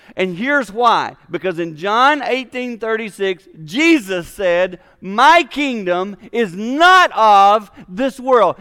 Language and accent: English; Six Mile, South Carolina, United States; moved away; I'm from South Carolina, six miles South Carolina, and my home church was called Mount Olivet